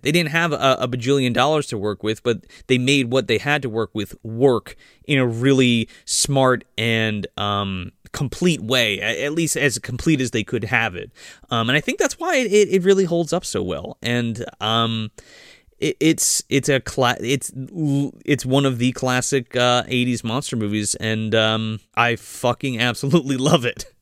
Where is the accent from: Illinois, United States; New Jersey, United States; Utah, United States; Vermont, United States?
New Jersey, United States; me being from New Jersey and growing up in Jersey